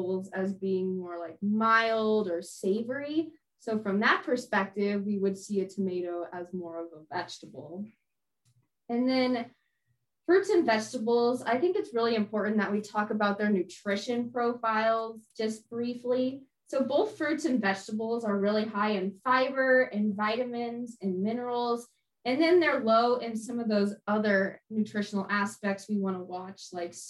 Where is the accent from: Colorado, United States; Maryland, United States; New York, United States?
Colorado, United States; Denver; moved away as an adult; now in Illinois, United States; I am originally from Denver, Colorado, but I am here in Illinois studying at Illinois State University